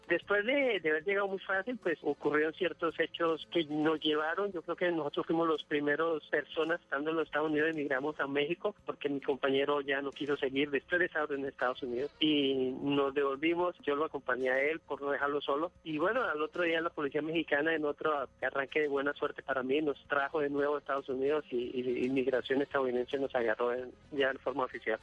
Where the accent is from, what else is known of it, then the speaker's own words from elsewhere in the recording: Colombia; moved away as an adult; now in United States; yo me vine de Colombia en el año 85